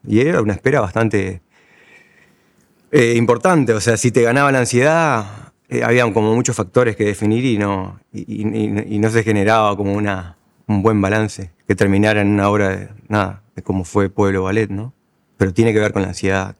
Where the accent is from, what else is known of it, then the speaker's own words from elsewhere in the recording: La Paloma, Rocha, Uruguay; now in Montevideo, Uruguay; siento como más identidad eh, de mi departamento, que es Rocha, o mi ciudad natal, que es, La Paloma, que del Uruguay.